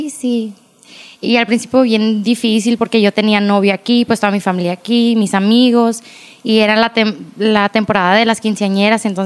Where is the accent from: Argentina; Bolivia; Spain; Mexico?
Mexico; Agua Prieta, Sonora; also born or lived in Hermosillo; Tengo 29 años, yo nací aquí en Agua Prieta. Tengo cuatro hermanas, yo soy la del medio. Mis papás viven aquí en Agua Prieta.